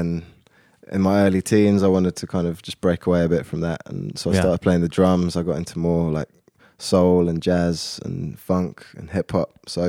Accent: Oxford, South East England, United Kingdom; now in London, United Kingdom; I was born in London. I went to school kind of for my formative years in Oxford. So that's only about an hour northwest of London. So I've always lived in the south of the UK. And then I've been back in London for the last 10 years since uni.

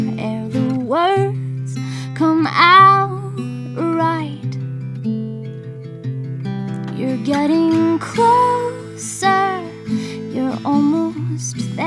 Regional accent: Hawaii, United States; when I was growing up in Hawaii

